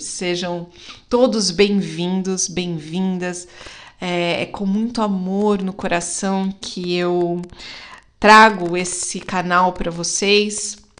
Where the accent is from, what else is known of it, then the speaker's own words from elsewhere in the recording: Brazil; como uma boa brasileira